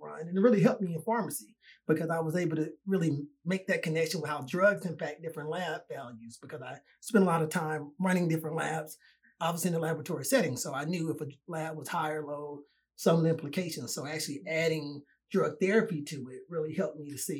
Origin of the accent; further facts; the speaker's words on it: Atlanta, Georgia, United States; moved away; also born or lived in Washington, D.C.; I'm originally from Atlanta, Georgia